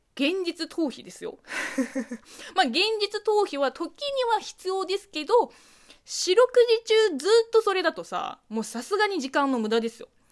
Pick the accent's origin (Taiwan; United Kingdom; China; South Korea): China; moved away; 中国生まれ、中国育ちの私